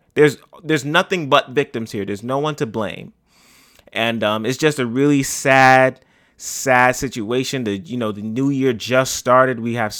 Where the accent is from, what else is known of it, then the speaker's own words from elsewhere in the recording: New York City, New York, United States; right here in my hometown of the Bronx.